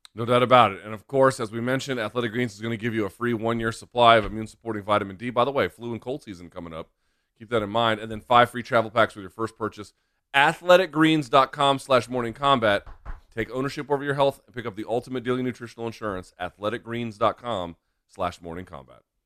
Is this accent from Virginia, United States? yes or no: no; Washington, District of Columbia, United States; here in the capital of Estados Unidos, Washington, D C, my hometown